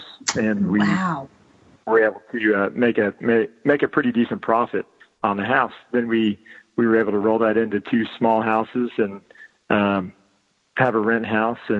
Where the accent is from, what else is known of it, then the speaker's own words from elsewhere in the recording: Georgetown, Texas, United States; moved away as an adult; also born or lived in Galveston, Texas / College Station, Texas; So I was born and raised in Georgetown, right north of Austin, and lived there for 18 years.